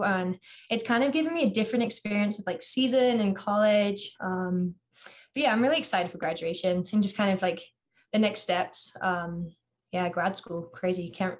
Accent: England, United Kingdom; accent: American; now in Iowa City, United States; So I pretty much basically sound American. A lot of teachers have no idea I'm from England.

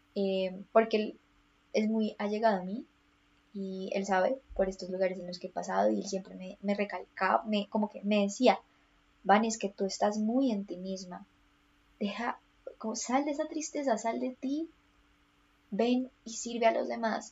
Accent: Colombia; soy colombiana, entonces todo esto pasó en contexto colombiano

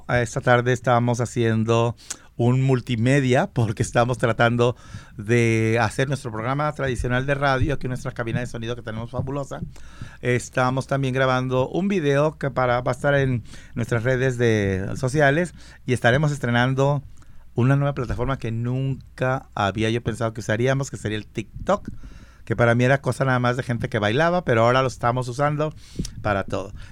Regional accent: San Marcos, Guatemala; Yo soy de Guatemala.

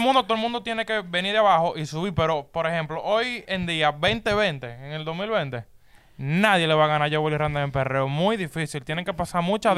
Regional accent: Dominican Republic; yo soy dominicano

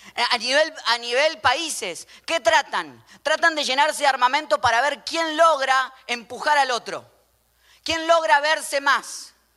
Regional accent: Argentina; como yo, argentino

